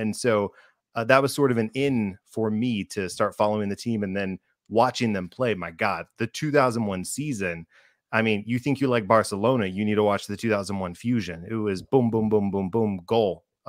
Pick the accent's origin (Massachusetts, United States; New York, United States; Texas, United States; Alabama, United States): Texas, United States; I am. So I'm a Texan born and bred